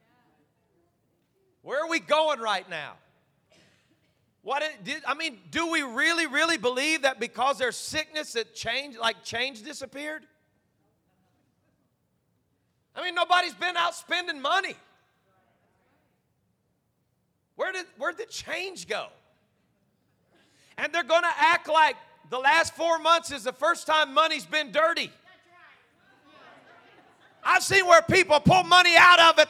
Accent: United States; we're American

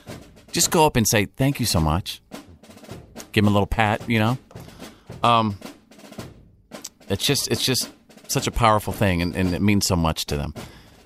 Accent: Texas, United States; I'm from Texas.

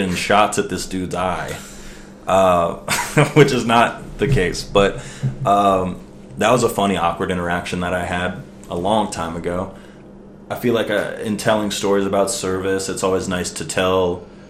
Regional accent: Maryland, United States; I was born in Maryland

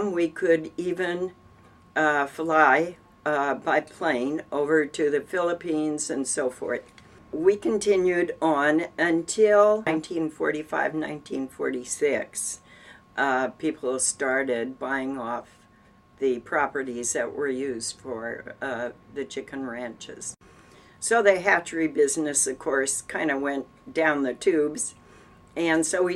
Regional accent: Hayward, California, United States; I was born and raised on Grove Way in Hayward

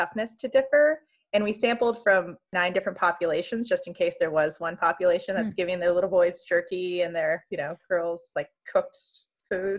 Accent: Central Valley, California, United States; moved away as an adult; I'm from California. I grew up in the Central Valley

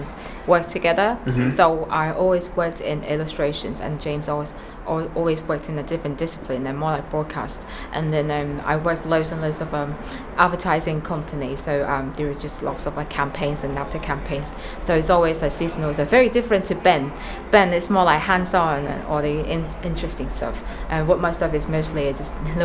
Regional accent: China; moved away; I'm illustrator and I'm from China originally

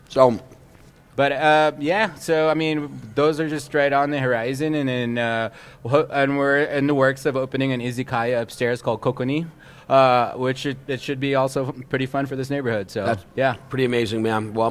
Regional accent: Texas, United States; And I'm I'm from Texas

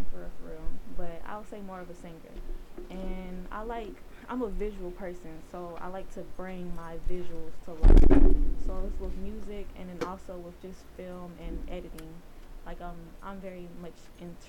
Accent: Atlanta, Georgia, United States; I'm born and raised in Atlanta

